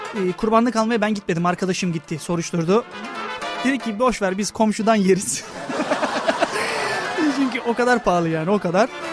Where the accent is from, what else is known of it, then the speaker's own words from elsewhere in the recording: Thrace, Tekirdağ, Turkey; now in Çanakkale, Turkey; ailem benim Tekirdağ'dadır. Aslen de 40'lar 50'liyim. Yani Trakya'dan dışarı çıkmış bir insan değilim.